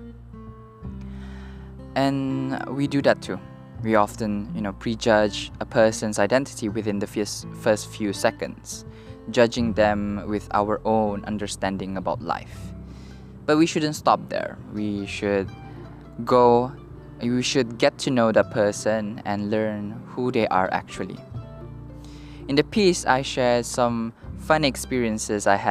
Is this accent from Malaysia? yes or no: yes; Victoria, Labuan, Malaysia; also born or lived in Kota Kinabalu, Sabah; So I was raised in Labuan, one of Malaysia's federal territories.